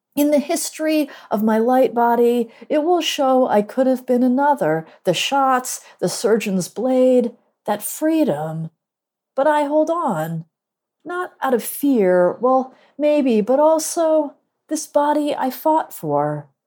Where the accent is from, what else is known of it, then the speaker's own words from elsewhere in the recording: Northeast, United States; now in Durham, United States; I live in Durham, North Carolina, although I'm from the Northeast